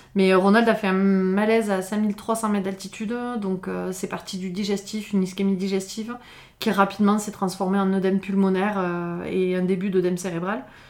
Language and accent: French; Font-Romeu, Occitania, France; also born or lived in Perpignan; je suis revenue vivre à Font-Romeu, qui, est, mon village euh, d'enfance. Hein. Je suis née à Perpignan, j'ai grandi ici